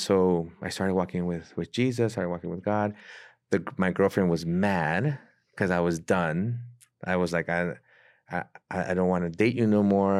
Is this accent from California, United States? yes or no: yes; San Diego, California, United States; moved away as an adult; now in Mexico City, Mexico; I'm originally born and raised in San Diego